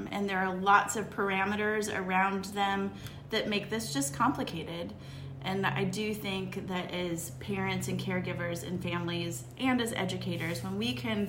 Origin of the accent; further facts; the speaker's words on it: Midwest, United States; I grew up in the Midwest